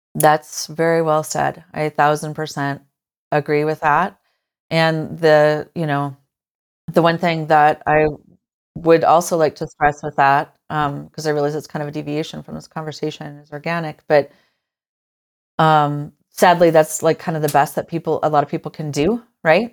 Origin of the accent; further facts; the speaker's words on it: Forest City, Iowa, United States; I grew up in Iowa. Um, I you know born and raised, born in a little town called Forest City